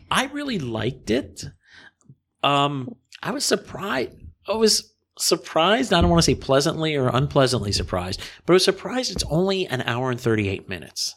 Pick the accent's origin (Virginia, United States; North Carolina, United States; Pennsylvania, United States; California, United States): Pennsylvania, United States; Harrisburg; also born or lived in Massachusetts; I was born in Massachusetts. My family moved to Harrisburg, Pennsylvania when I was two